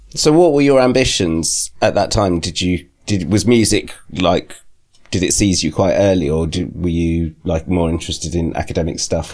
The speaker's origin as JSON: {"language": "English", "area": "Thames Valley", "region": "South East England", "country": "United Kingdom", "tie": "born or raised there", "said": "I grew up in the Thames Valley"}